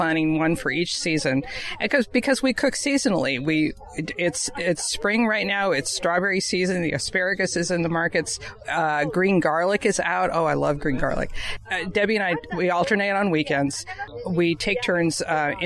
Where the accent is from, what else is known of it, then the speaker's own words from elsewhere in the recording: Stockton, California, United States; I grew up in Stockton, which is the asparagus capital of the world.